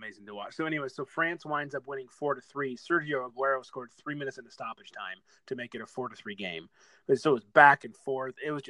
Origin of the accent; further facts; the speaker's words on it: Detroit, Michigan, United States; moved away; I'm from Detroit